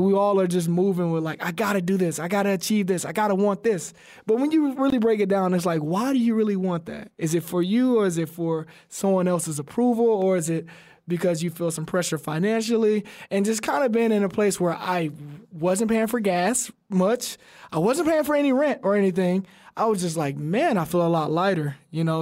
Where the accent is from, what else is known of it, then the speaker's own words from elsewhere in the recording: Alabama, United States; We're both from Alabama